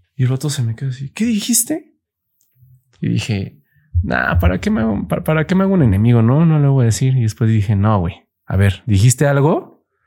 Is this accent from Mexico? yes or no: yes; Mexico City, Mexico; soy chilango